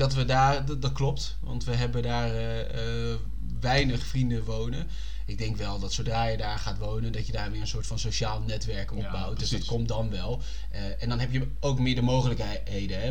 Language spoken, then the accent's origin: Dutch; Utrecht, Netherlands; als Utrechter